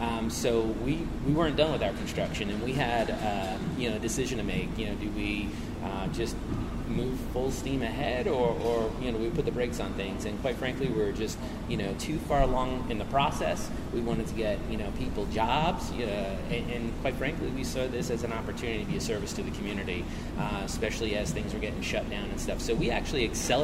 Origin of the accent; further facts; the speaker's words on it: New York, United States; also born or lived in Florida / Connecticut; now in Holly Springs, United States; I'm originally from New York. You know, met Tania down in Florida as I was in college.